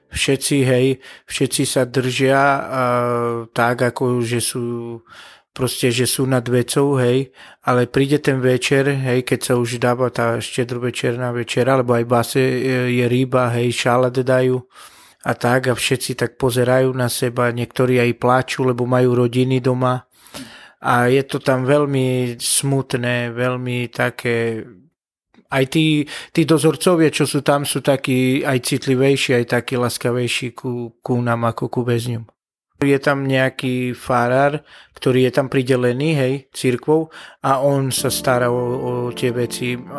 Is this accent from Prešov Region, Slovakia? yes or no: yes; Bardejov, Prešov Region, Slovakia; Tak ja som e, z Bardejova, z východu